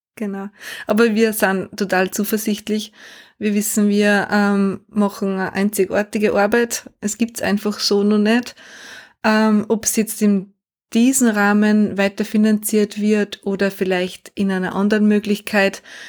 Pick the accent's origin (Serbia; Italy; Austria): Austria; bei uns in Österreich